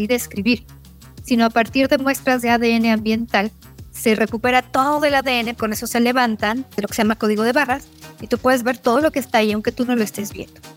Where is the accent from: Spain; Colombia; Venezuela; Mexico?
Mexico; como mexicanas, como mexicanos, donde sabemos que tenemos un país megadiverso